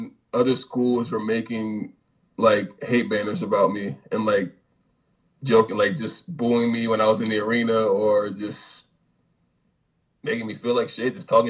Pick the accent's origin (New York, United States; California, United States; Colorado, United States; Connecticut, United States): Connecticut, United States; I'm a kid from Connecticut